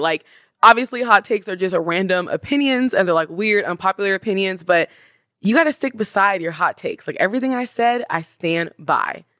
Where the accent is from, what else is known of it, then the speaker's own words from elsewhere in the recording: Washington, United States; I'm from Washington